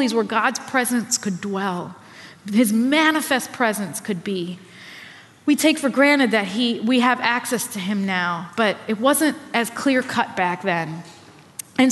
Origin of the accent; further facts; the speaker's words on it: New York, United States; as a New Yorker